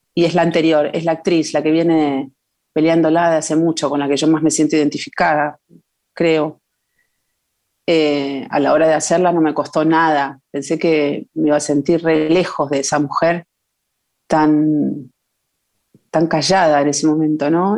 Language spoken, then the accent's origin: Spanish; Buenos Aires, Argentina; also born or lived in Concordia, Entre Ríos / Chile; nací en Buenos Aires, en Capital. mi papá era entrerriano, entonces siempre la vida se repartió entre Buenos Aires y, el campo y, Entre Ríos y Concordia y alrededores.